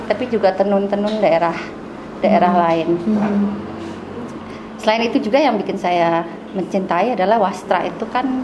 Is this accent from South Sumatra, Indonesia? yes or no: no; Jakarta, Indonesia; also born or lived in Sumatra / Bandung; kami orang Bali yang selalu tinggal di luar Bali. Saya nggak pernah tinggal di Bali ya.